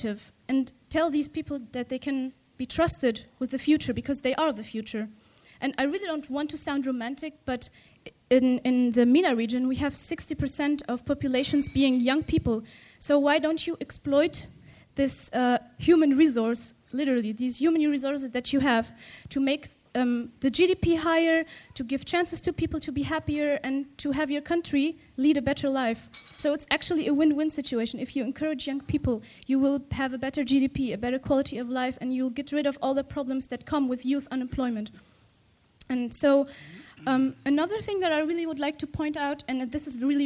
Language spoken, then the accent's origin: English; Tunisia; I come from Tunisia